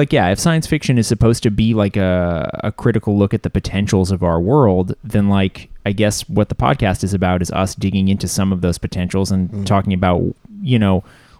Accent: Canada; I know I'm Canadian

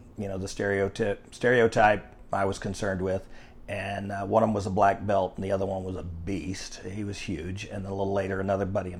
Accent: Arlington, Texas, United States; also born or lived in Rockwall, Texas; now in Frisco, United States; I've been born and raised in Texas, grew up in the Mansfield-Arlington area.

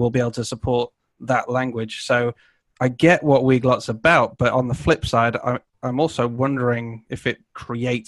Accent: Canada; I'm Canadian

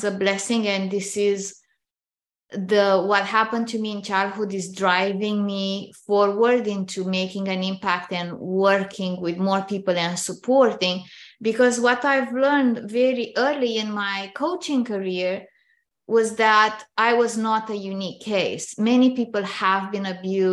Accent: Romania; moved away as an adult; now in Canada; I grew up in Romania, which is a communist country

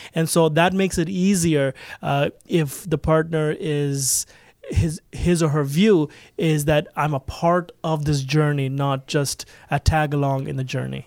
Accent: Toronto, Ontario, Canada; I grew up right in Toronto

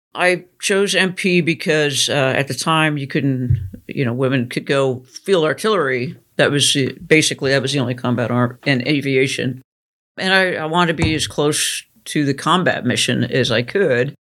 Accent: Idaho, United States; I grew up in Idaho

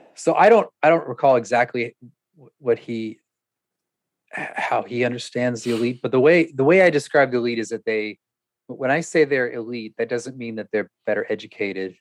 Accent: California, United States; I was from California

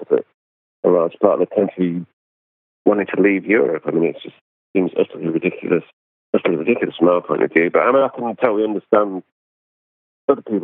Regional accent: England, United Kingdom; being English

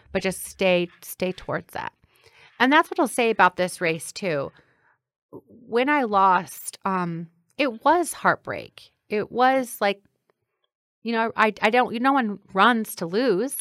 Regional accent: Granite City, Illinois, United States; now in Chicago, United States; growing up in Granite City

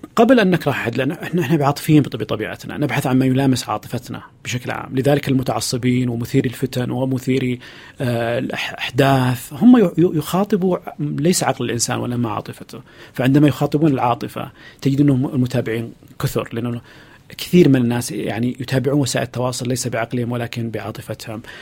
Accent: Saudi Arabia; وتمثلنا كسعودي وكسعوديه

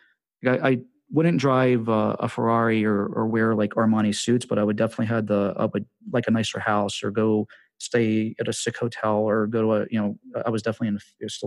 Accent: Washington, District of Columbia, United States; moved away as an adult; also born or lived in Las Vegas / Costa Rica; I'm from Washington, D.C., but we had moved to Vegas for a year

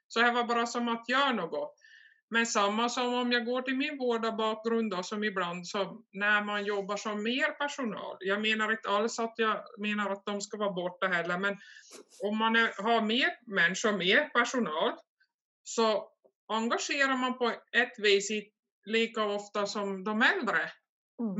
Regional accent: Korsnäs, Ostrobothnia, Finland; jag är från Korsnäs då, det ligger ungefär 60 kilometer söder om Vasa där jag bor. Harström heter den lilla byn.

